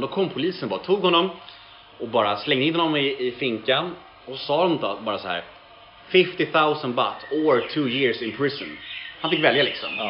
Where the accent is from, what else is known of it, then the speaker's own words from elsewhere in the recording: Stockholm, Stockholm County, Sweden; jag är uppvuxen på Södermalm, eller så är jag född liksom mitt på Södermalm